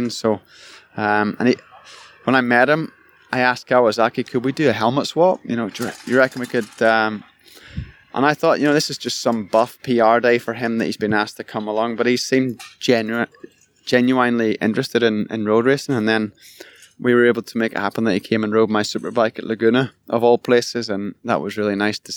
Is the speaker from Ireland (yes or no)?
yes; Ireland; Growing up in Ireland, that was all pie in the sky, like pipe dream. Getting to go to California and ride a motocross bike, let alone ride with your childhood hero.